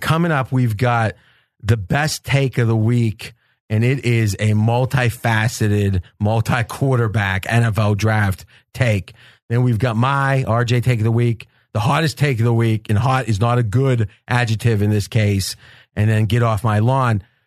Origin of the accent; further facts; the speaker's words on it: across the river from Pittsburgh, Ohio, United States; accent: Pittsburgh; moved away; I go back home around Pittsburgh most Christmases. I grew up in Ohio, but right across the river